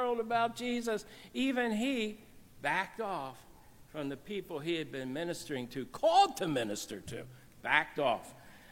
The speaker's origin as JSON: {"language": "English", "region": "New Jersey", "country": "United States", "also_born_or_lived": "Cairo", "said": "I come from New Jersey"}